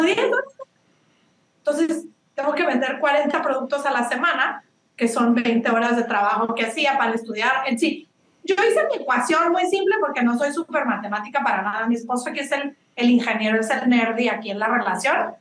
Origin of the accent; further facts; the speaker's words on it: northern Mexico, Mexico; also born or lived in Monterrey / Chihuahua; now in Australia; soy norteña de los dos lados, de Monterrey y Chihuahua